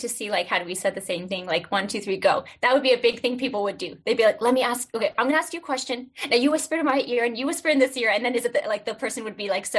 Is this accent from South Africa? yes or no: yes; South Africa; because we're South African. So our dad's side is Afrikaans. Yeah. And our mom's side's Portuguese.